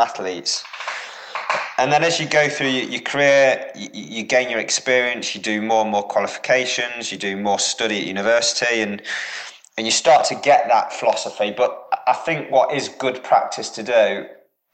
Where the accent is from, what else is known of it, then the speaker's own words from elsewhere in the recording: Derby, East Midlands, United Kingdom; moved away; also born or lived in Norwich; I'm from the Midlands originally, so I'm from Derby